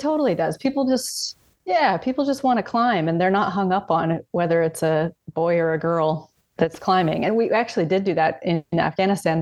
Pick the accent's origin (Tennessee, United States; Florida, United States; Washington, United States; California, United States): Washington, United States; Columbia River Gorge; moved away as an adult; I grew up in Washington State in the Columbia River Gorge.